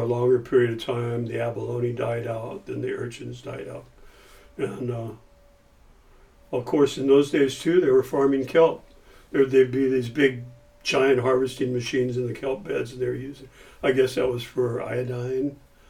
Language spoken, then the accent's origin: English; South Laguna, California, United States; So growing up in Southern California in South Laguna, you know, when we were kids, we had rafts that we used to stand up on.